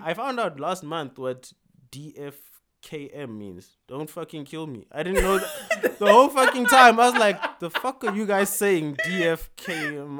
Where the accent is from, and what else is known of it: South Africa